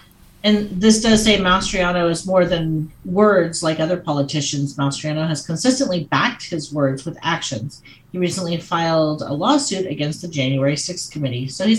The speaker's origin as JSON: {"language": "English", "region": "Oregon", "country": "United States", "said": "because I came from Oregon. I didn't know that places did actual poll voting anymore. So when we moved to Montana, we signed up for mail-in voting"}